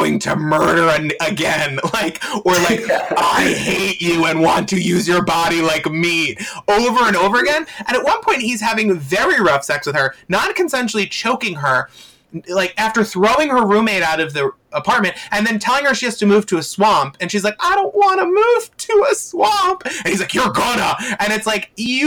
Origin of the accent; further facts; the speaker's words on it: Long Island, New York, United States; I'm from Long Island.